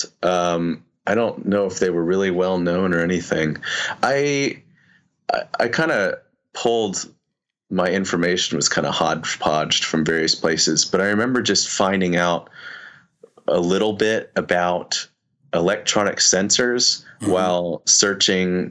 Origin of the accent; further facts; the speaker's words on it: Nashville, Tennessee, United States; growing up in Nashville.